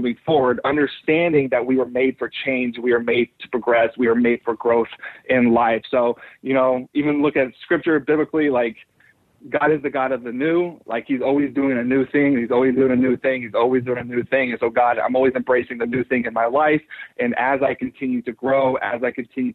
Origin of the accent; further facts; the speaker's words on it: United States; I'm an American.